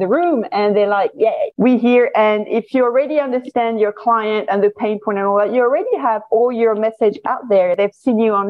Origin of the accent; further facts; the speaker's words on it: France; accent: French; moved away as an adult; also born or lived in China; now in Singapore; my accent is French.